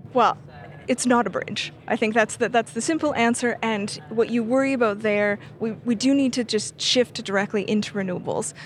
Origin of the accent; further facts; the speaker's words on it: Canada; I'm Canadian.